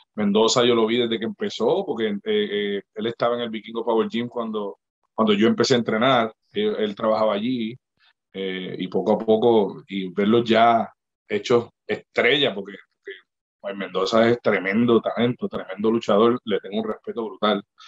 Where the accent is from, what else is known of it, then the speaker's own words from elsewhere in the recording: Puerto Rico; moved away as an adult; also born or lived in Mexico; now in St. Louis, United States; yo me mudé de Puerto Rico en el 2011